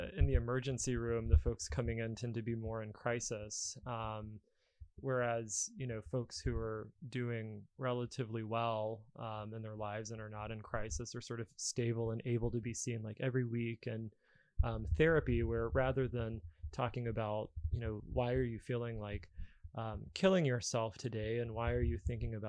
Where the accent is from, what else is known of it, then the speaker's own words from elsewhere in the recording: Alabama, United States; moved away; I grew up in Alabama, and you know, back there, if you were the kid in therapy, you'd get made fun of.